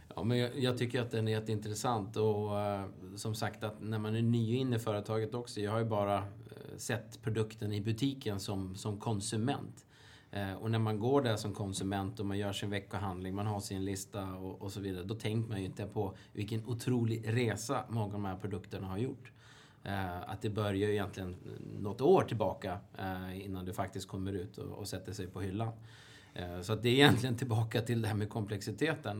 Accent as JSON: {"language": "Swedish", "country": "Sweden", "said": "som svensk är man ju väldigt lokalpatriotisk"}